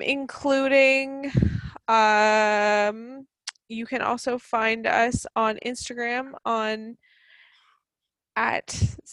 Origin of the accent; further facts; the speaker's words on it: Canada; I'm 100% proud to be Canadian